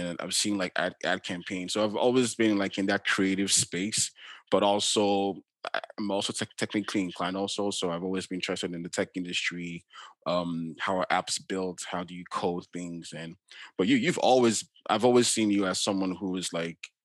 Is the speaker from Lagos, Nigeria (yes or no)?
yes; Lagos, Nigeria; now in Canada; growing up in Nigeria, in Lagos